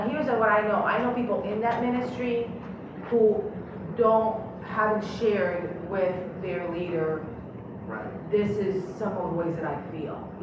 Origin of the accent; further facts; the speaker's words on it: Miami, Florida, United States; moved away as an adult; also born or lived in Michigan; I grew up in Miami, I'm a Cuban girl from Miami